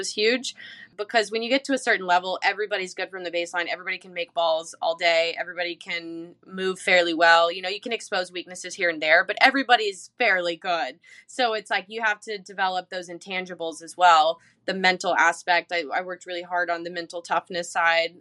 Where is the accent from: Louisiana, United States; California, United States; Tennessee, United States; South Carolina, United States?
South Carolina, United States; Charleston; I'm from Charleston.